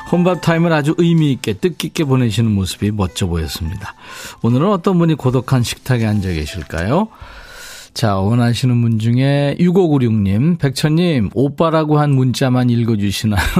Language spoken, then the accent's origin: Korean; Cheonan, South Chungcheong, South Korea; 이순란 씨, 오, 천안. 저도 천안인데 반가워요.